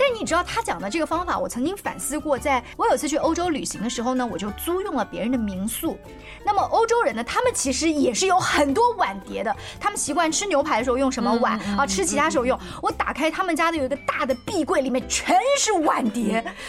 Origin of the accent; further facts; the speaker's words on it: China; 我们中国人油烟大的习惯